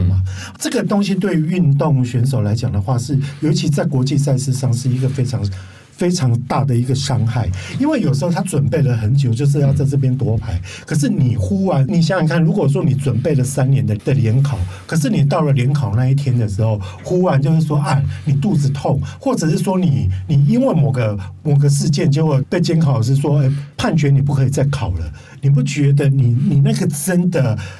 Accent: Taiwan; 它也代表我们台湾人的精神

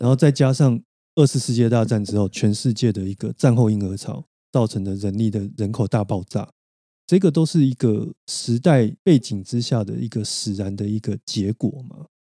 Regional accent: Taiwan; 而不是整块台湾国土的话，或许我们都可能比新加坡来的高

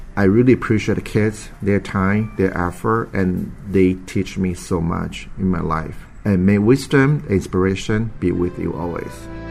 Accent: San Francisco, California, United States; I'm from San Francisco, California.

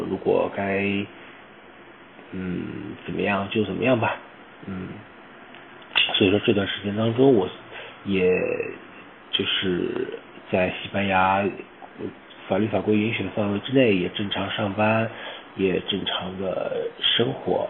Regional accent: Shanghai, China; now in Spain; 我是上海人

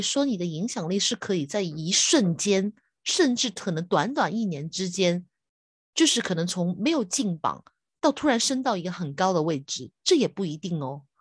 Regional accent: Hong Kong; 我是香港的

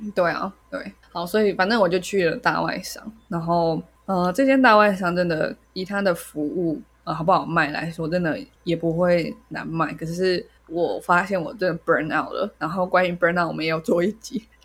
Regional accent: Taiwan; 他们为什么听不出来我是台湾人

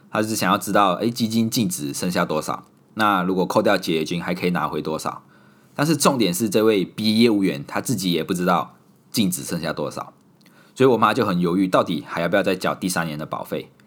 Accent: Malaysia; moved away as an adult; also born or lived in Singapore; 我手里拿着马来西亚的护照，所以她知道我是马来西亚人

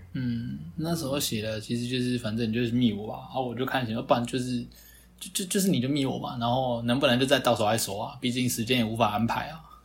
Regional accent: Taiwan; 以我们台湾人的生活习惯来说

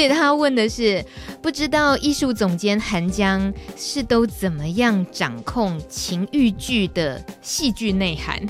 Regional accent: Taiwan; first language Taiwanese Hokkien; Chinese is a second language; 台语虽然是我的母语

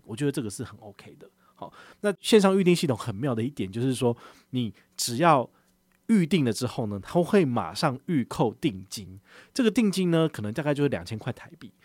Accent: Taiwan; 我们跟他聊到我们从哪里来，我们从台湾来嘛

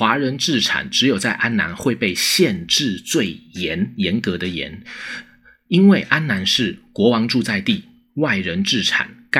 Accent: Taiwan; 美国驻军它其实不必然一定是一种我们台湾人会直觉上以为很好的那种事情

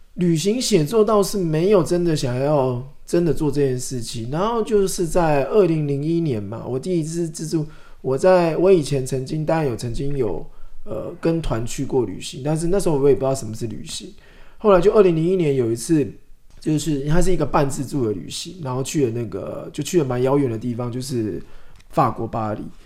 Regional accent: Shetou, Changhua County, Taiwan; also born or lived in Zhutang, Changhua; 我是彰化人， 其实我是社头人， 但是我自己印象最深刻的童年记忆， 其实都在竹塘哦

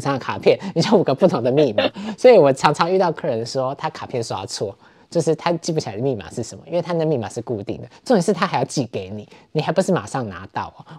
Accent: Taiwan; moved away as an adult; now in Berlin, Germany; 我这种就是从台湾来的人

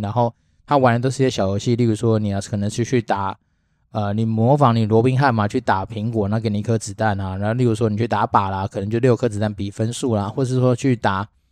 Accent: Taiwan; 身为一个台湾人

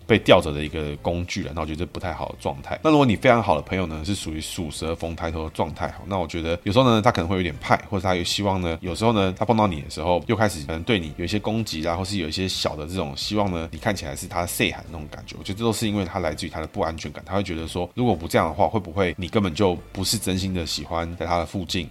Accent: Taiwan; 身为台湾人

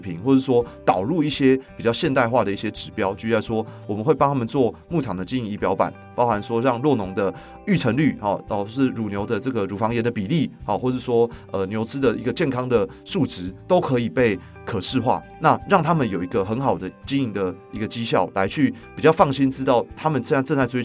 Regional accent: Taipei, Taiwan; moved away as an adult; also born or lived in Yunlin / Changhua; 我是这个在台北长大的小孩，所以我虽然到了这个云林工作，那我的生活圈现在在彰化、云林加一台南这些，大家这个稍微比较是一个农业区的地方

